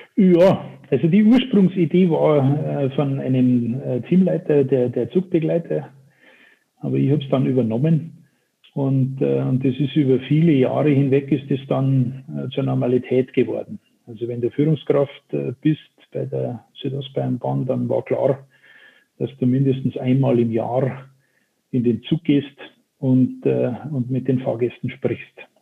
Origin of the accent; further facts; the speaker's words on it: Chiemsee, Upper Bavaria, Germany; ihr werdet meiner Sprache entnehmen können, dass ich kein gebürtiger Hamburger bin, sondern äh, eher weit, weiter südlich äh, das Licht der Welt erblickt habe, in Oberbayern, um genau zu sein, am Chiemsee.